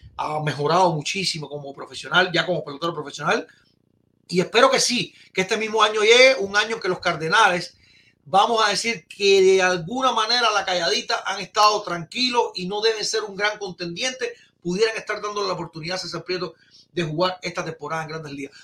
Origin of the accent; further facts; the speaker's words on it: Cuba; moved away; also born or lived in Güira de Melena; Yo estudié en Guira Melena. Estudié mi primer año de pre en Maía Rodríguez y el 11 y 12 en Batalla de Acucho